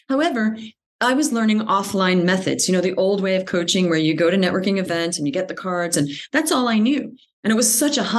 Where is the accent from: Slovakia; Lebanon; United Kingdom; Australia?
Australia; moved away as an adult; also born or lived in United States / Paris, France / New York, United States; Even though I grew up in Australia, I was American, but we moved to Australia. I'd never actually lived in the States